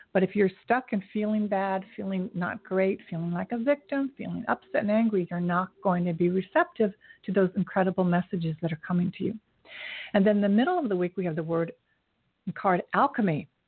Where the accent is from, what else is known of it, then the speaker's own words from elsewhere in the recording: United States; I'm Asian American